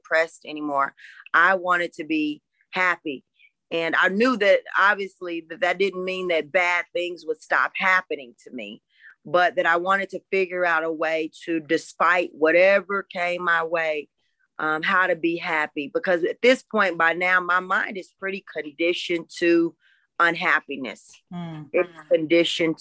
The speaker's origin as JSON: {"language": "English", "town": "Raytown", "region": "Missouri", "country": "United States", "said": "I'm from Kansas City, Missouri"}